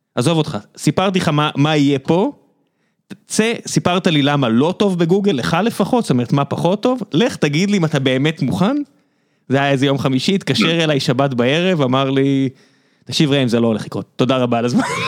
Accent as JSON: {"language": "Hebrew", "town": "Beersheba", "region": "Southern District", "country": "Israel", "tie": "born or raised there", "said": "גדלתי בבאר שבע בסביבה שהרוב היו די דתיים"}